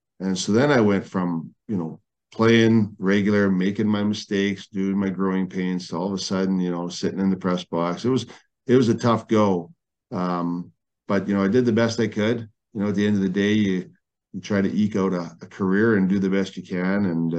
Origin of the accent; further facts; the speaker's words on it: Burnaby, British Columbia, Canada; moved away as an adult; also born or lived in St. Albert, Alberta; now in Edmonton, Canada; when I was growing up in Burnaby